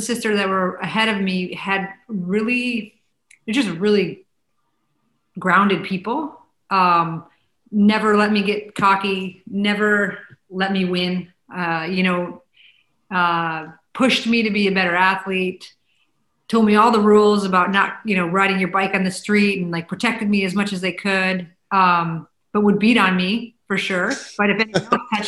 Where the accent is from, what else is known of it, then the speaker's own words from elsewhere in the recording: Chicago, Illinois, United States; we grew up in the Chicago area and we had season tickets to the Blackhawks